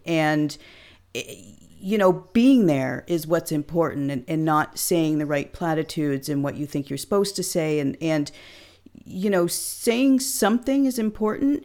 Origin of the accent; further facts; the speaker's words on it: Hamilton, Ontario, Canada; now in Clinton, Canada; my hometown of Hamilton, Ontario